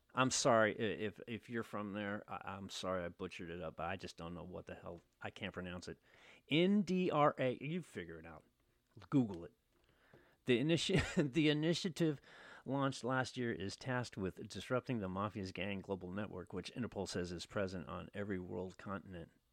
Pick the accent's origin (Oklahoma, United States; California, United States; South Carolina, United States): California, United States; Oakland; I was born and raised in Oakland